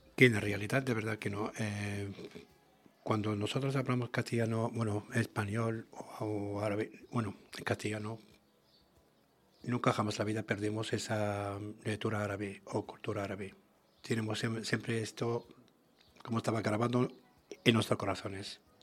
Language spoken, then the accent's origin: Spanish; Tangier and Tetouan, Tanger-Tetouan-Al Hoceima, Morocco; first language Arabic; Spanish is a second language; now in Spain; Tánger y Tituán, es una antiguamente es una corona española, y todavía hasta ahora tenemos una, hay algo palabras, hablamos muy diferente que la gente